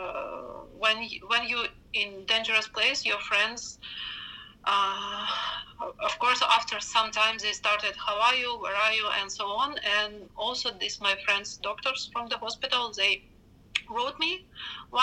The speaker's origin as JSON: {"language": "English", "country": "Ukraine", "said": "from Ukraine"}